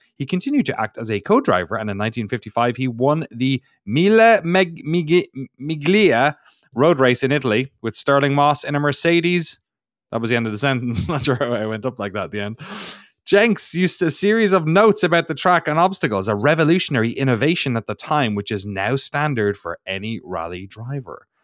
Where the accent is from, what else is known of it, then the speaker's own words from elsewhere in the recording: Ireland; accent: Irish; moved away as an adult; now in United States; my Irish accent